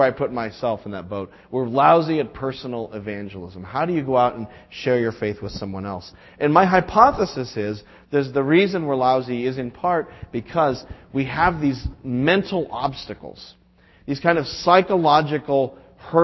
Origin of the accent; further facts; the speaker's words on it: New England, United States; we're from New England